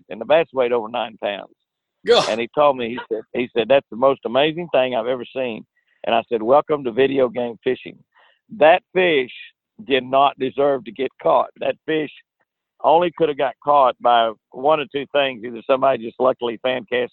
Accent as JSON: {"language": "English", "area": "Lake Tenkiller", "region": "Oklahoma", "country": "United States", "tie": "born or raised there", "said": "It's sort of the same situation we have here in Oklahoma. You know, I grew up on Lake Tenkiller"}